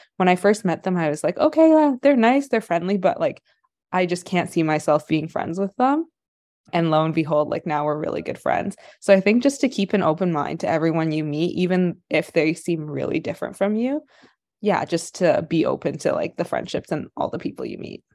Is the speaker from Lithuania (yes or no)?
no; Ottawa, Ontario, Canada; moved away as an adult; also born or lived in Kingston; now in Vancouver, Canada; I spent my whole life, like, and Ottawa and then Kingston